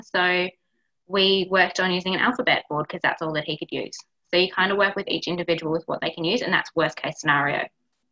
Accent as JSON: {"language": "English", "region": "Victoria", "country": "Australia", "moved": "yes", "lives_now": "Queensland, Australia", "said": "I'm a Victorian, I don't sound the same as them up here."}